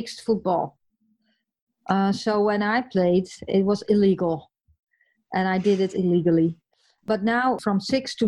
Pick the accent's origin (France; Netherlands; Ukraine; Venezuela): Netherlands; the west coast of the Netherlands, western Netherlands; English is a second language; moved away as an adult; also born or lived in United States; I'm from the West, I'm from the coast